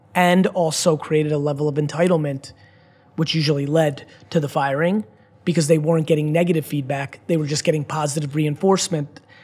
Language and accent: English; United States; as an American citizen, I've traveled the world my whole life